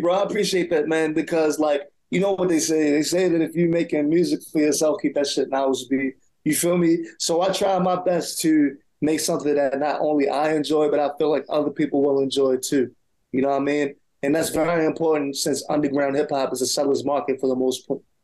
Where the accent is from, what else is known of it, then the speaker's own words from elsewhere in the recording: Baltimore, Maryland, United States; I'm from Garrison, but Walbrook is like still in our same area